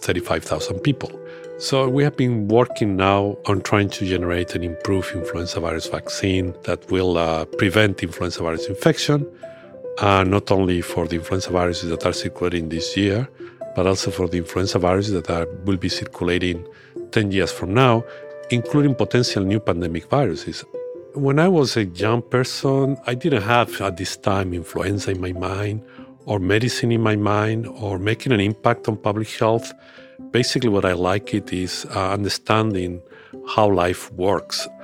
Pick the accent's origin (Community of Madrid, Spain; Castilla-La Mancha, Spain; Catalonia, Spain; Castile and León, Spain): Castile and León, Spain; Burgos; moved away; That's from my hometown in Spain